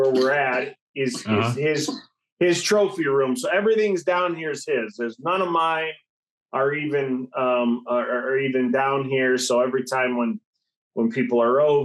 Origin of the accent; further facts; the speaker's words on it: Illinois, United States; we're from Illinois.